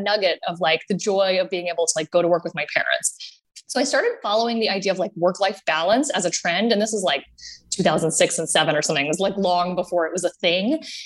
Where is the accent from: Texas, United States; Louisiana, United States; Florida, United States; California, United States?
Texas, United States; Austin; grew up in Austin, Texas, and my parents bought the miniature train in Zilker Park